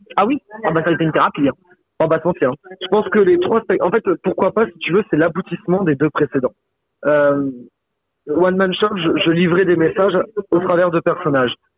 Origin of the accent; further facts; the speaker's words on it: Saint-Laurent-de-la-Salanque, Occitania, France; j'ai commencé le théâtre en amateur à Saint-Laurent-de-la-Salanque, à côté de Perpignan, là où j'ai grandi